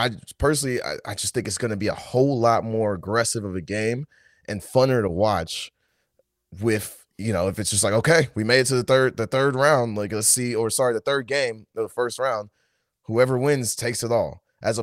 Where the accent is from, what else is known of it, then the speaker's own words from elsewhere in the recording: Nashville, Tennessee, United States; also born or lived in London; I was born in London, but I was raised in Nashville, and that's who I am.